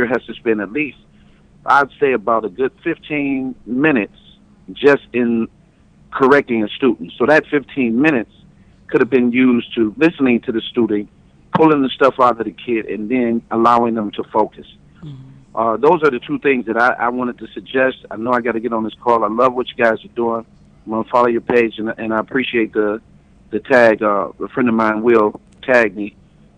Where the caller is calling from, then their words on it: Detroit, Michigan, United States; I'm calling from Detroit, Michigan